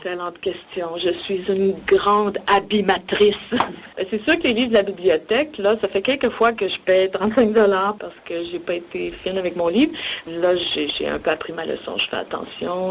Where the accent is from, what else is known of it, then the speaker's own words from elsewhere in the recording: Outaouais, Quebec, Canada; moi, je viens de l'Outaouais